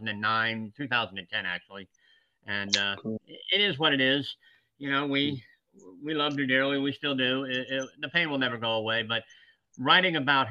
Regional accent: West Virginia, United States; born there; I was born in West Virginia, as my father was, and most of my family.

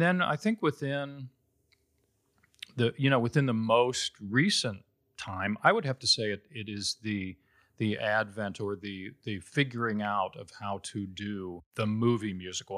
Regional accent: Cincinnati, Ohio, United States; moved away; I'm originally from Cincinnati, Ohio.

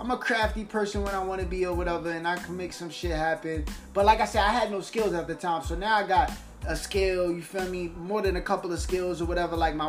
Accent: New York, United States; all my life coming up in motherfucking New York

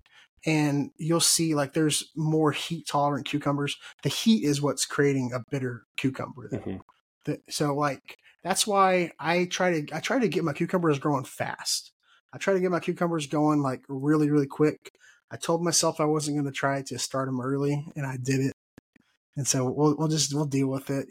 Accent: Texas, United States; I'm from Texas

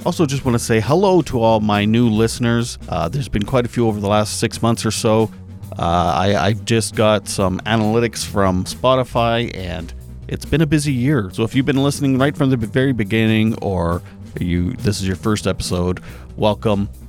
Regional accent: Canada; I'm Canadian

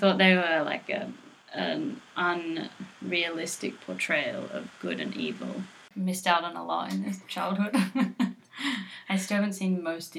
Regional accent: Adelaide, South Australia, Australia; moved away; Growing up in Australia was different to here. Lots of sun, lots of family animals.

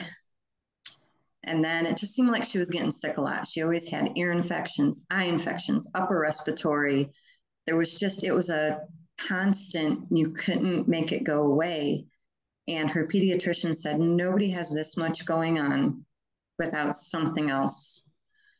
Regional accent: Michigan, United States; moved away as an adult; now in Alabama, United States; I'm originally from Michigan, but I have been in Alabama

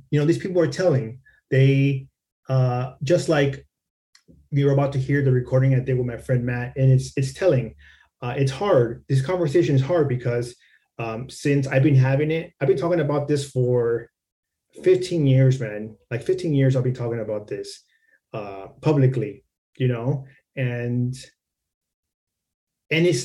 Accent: Mexico; born there; first language es; English is a second language; Even though I was born in Mexico, you know, Spanish was my first language. My family are indigenous people from Mexico

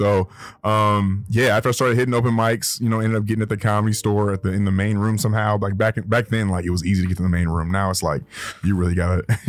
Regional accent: Inglewood, California, United States; Yeah, I'm from Inglewood, man. I'm from Inglewood, California, man. Yeah, from out here.

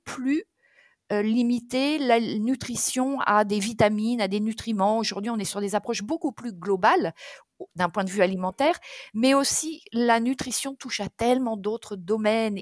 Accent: Touraine, Centre-Val de Loire, France; moved away; also born or lived in south of France; je suis d'origine de Touraine.

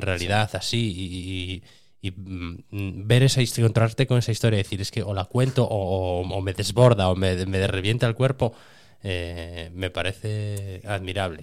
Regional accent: Cerredo, Asturias, Spain; para mí que soy de Cerredo y que viví

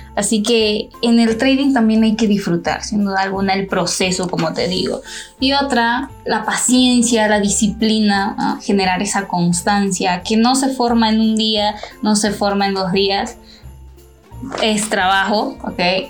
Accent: Honduras; yo soy hondureña

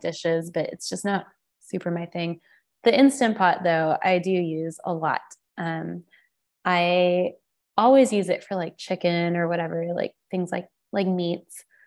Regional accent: the South, United States; I grew up in the South, but I didn't grow up on Southern food

